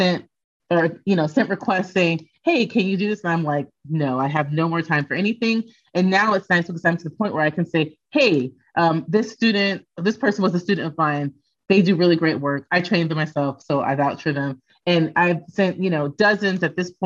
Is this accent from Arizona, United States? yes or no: yes; Phoenix, Arizona, United States; moved away as an adult; I'm from Phoenix. I did my undergraduate degree at Arizona State University